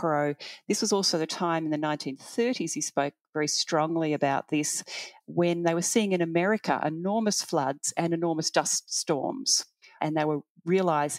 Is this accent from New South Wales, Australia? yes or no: no; Heidelberg, Victoria, Australia; I grew up in Heidelberg, a beautiful leafy area